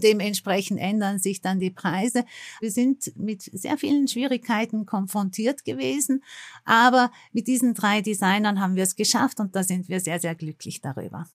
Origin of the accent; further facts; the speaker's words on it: Istanbul, Turkey; now in Austria; Ich bin ja in Istanbul geboren und deswegen habe ich eine direkte Verbindung zu Istanbul, habe meine Wurzeln dort